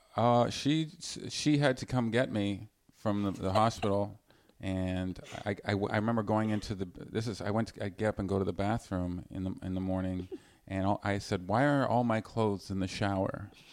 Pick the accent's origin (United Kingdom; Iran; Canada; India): Canada; Vancouver, British Columbia; I'm from British, I'm from Vancouver.